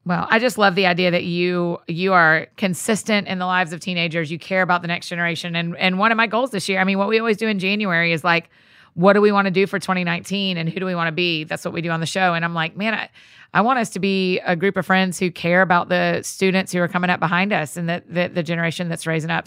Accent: the South, United States; accent: Southern; my Southern accent

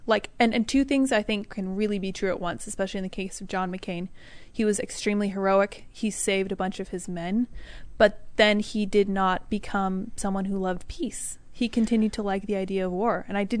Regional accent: United States; We thought it was part of being American, just kind of being involved overseas, which is obviously subject to debate.

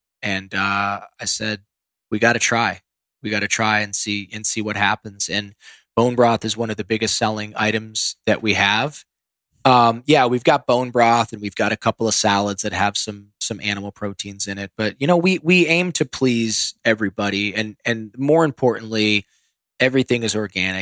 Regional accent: Ohio, United States; moved away; I grew up in Ohio where corn and soybeans are grown.

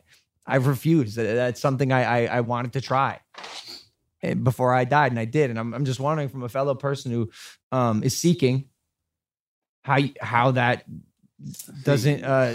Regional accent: Ohio, United States; No, sir, I don't. I'm from Ohio.

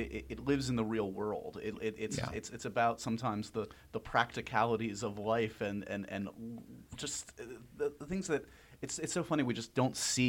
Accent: New York City, New York, United States; As a New Yorker

